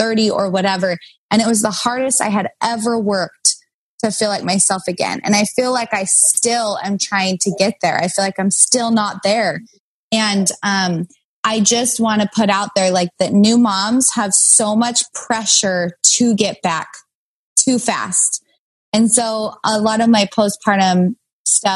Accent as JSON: {"language": "English", "town": "Kaysville", "region": "Utah", "country": "United States", "tie": "born or raised there", "moved": "yes", "lives_now": "Los Angeles, United States", "said": "I grew up in Kaysville. I went to Davis High."}